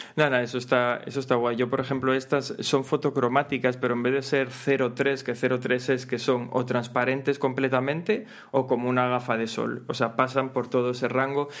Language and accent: Spanish; Gijón, Asturias, Spain; yo soy de Gijón